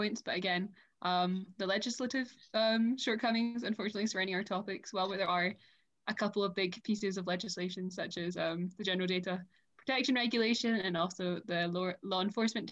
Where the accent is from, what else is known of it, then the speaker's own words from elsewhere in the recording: Scotland, United Kingdom; moved away as an adult; now in France; I'm 18 and I'm from Scotland, but I'm currently living in France